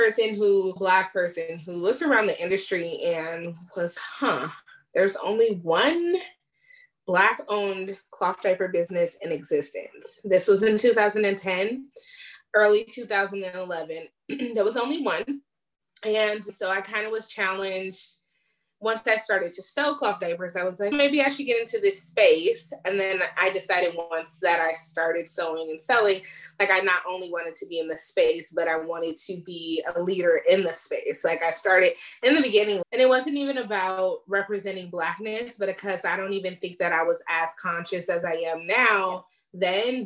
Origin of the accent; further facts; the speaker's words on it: California, United States; I was born and raised in California, have always been here